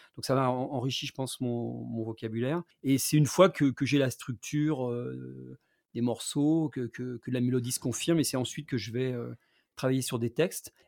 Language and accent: French; Rouen, Normandy, France; moved away as an adult; j'ai quitté Rouen quand j'avais 18 ans